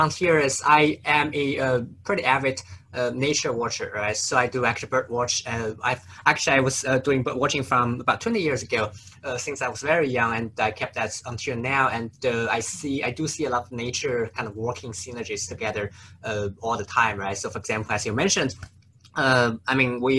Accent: Nanjing, Jiangsu, China; moved away as an adult; also born or lived in St. Louis, United States / Atlanta, United States; so I grew up in China, actually a city called Nanjing

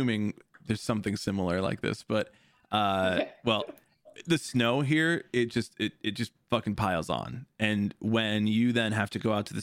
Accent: Chicago, Illinois, United States

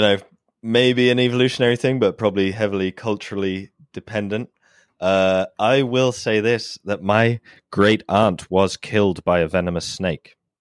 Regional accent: United Kingdom; I am British

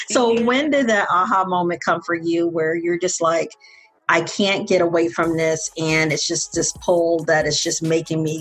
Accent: Tampa, Florida, United States; that I'm from Tampa and this is what we do.

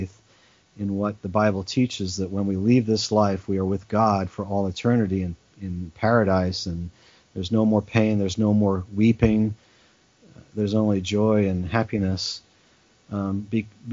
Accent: Australia; moved away; also born or lived in England; So I was born in England. I grew up in Australia

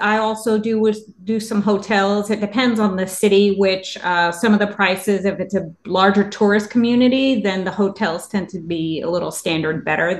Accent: New York City, New York, United States; moved away; I'm from New York City originally. So I spent most of my life there and lived a couple different areas.

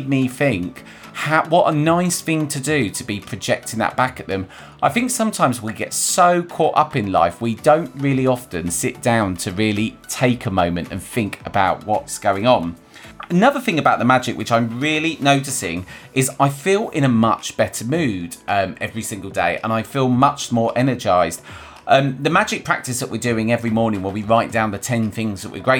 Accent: London, United Kingdom; also born or lived in Manchester / Bristol; well, I'm originally from London, and I moved from London to Manchester to Bristol and all over the place.

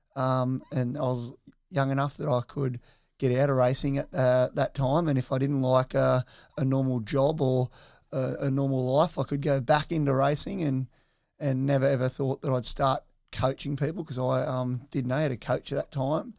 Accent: Soldiers Point, New South Wales, Australia; growing up over at, uh, Soldiers Point, uh, at the back of my nan and pop's

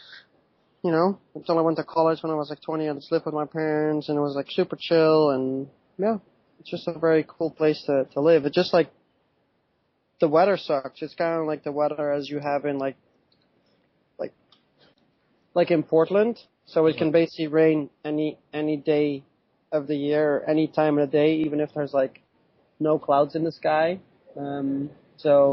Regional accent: Netherlands; moved away as an adult; now in United States; But I'm born and raised in Holland. I lived there for the first 30 years of my life.

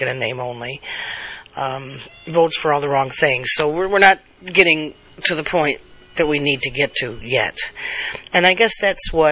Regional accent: New York, United States; moved away as an adult; I grew up in New York State, one of the most liberal places in the country. I now live in the most conservative state in the country

